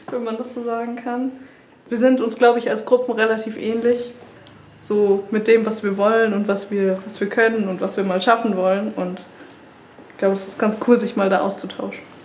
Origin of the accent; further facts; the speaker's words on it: Bochum, North Rhine-Westphalia, Germany; ich komme aus Bochum